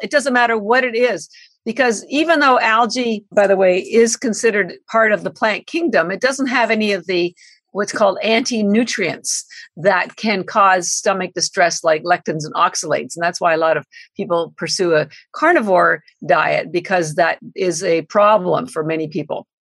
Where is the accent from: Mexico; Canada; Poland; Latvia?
Canada; now in Boston, United States; I'm Canadian by birth. I've lived in Boston 33 years